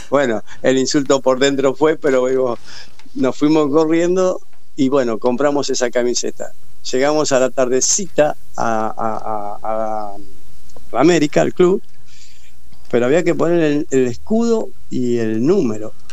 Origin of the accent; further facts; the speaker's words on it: Argentina; Dime, yo soy de Argentina, del Mundial.